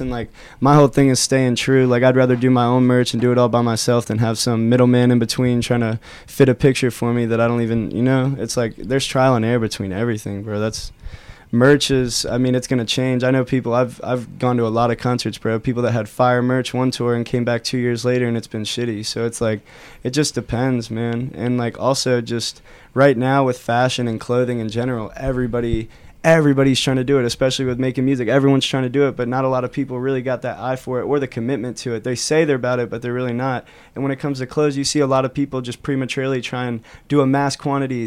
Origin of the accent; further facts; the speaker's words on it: Loveland, Ohio, United States; we grew up in Loveland, Ohio